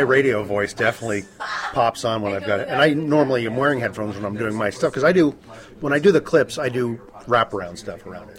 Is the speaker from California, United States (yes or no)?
yes; San Francisco, California, United States; I'm from San Francisco